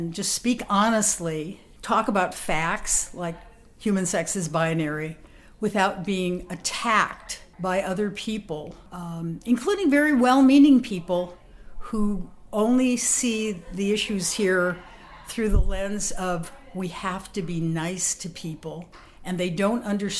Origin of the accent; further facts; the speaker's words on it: Portland, Oregon, United States; I'm from Portland, Oregon.